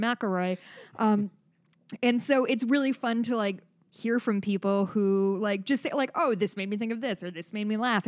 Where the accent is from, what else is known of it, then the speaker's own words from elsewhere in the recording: Midwest, United States; accent: Midwest; my Midwest accent comes out really hard sometimes